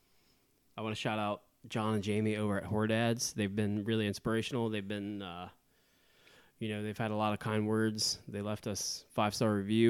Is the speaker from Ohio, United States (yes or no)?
yes; Southwest Ohio, United States; We're from Southwest